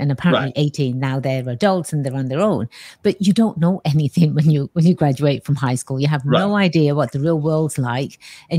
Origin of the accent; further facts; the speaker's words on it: England, United Kingdom; also born or lived in Bay Area, California; now in United States; I come from the Bay, well, with the accent, right? Born and raised in England. When I first came out to the States, it was in California. It was in the Bay Area.